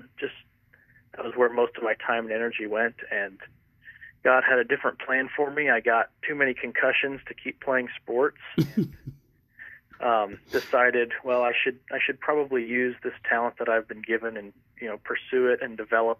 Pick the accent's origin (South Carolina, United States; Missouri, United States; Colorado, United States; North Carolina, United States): Colorado, United States; Montrose; moved away as an adult; also born or lived in Highlands Ranch, Colorado / Irvine, California; I'm originally from Colorado. I grew up in the mountains outside Montrose, Cimarron area